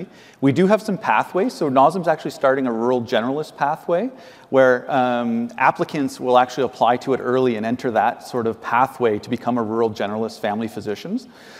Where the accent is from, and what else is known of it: Ottawa, Ontario, Canada; now in Thunder Bay, Canada